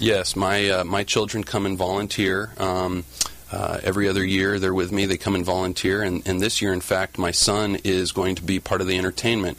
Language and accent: English; Orange County, Southern California, United States; also born or lived in Washington, D.C.; I'm practicing in Orange County where I grew up